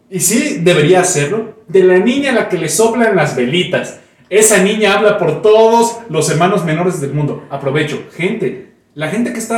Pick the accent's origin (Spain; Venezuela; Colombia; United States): Venezuela; Saludo a mi pueblo venezolano querido.